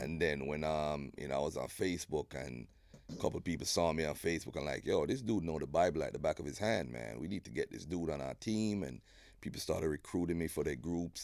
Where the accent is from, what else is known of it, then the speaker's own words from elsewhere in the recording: Jamaica; moved away as an adult; now in United States; growing up in Jamaica was fun, man. I went to Olmers Boys.